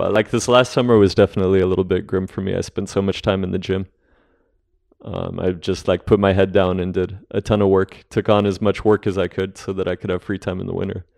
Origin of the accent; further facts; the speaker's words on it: Albuquerque, New Mexico, United States; moved away; the Stone Age climbing gym in Albuquerque, which, uh, is where I grew up